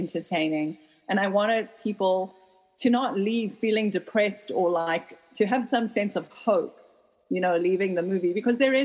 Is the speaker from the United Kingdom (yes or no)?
no; South Africa; now in United States; I grew up in South Africa where 90% of people weren't allowed to vote when I was growing up